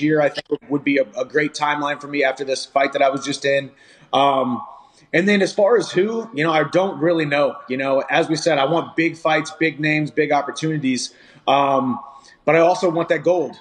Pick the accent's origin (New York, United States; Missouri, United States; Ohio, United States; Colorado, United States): Missouri, United States; my hometown Missouri girls